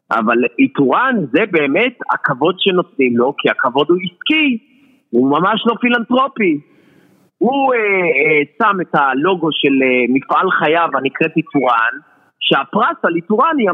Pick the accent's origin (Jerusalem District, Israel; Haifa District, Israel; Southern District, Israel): Haifa District, Israel; the Krayot; כמו שאומרים אצלנו בקריות.